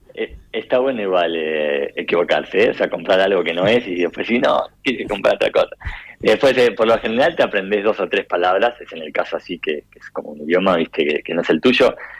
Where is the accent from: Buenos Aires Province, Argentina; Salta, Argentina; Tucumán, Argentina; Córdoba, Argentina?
Buenos Aires Province, Argentina; Necochea; moved away; yo soy de Necochea